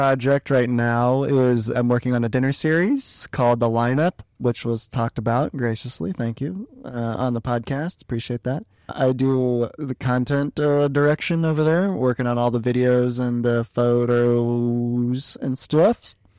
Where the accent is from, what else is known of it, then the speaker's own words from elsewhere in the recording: Brooklyn, New York, United States; accent: Brooklyn; And that's my Brooklyn accent there.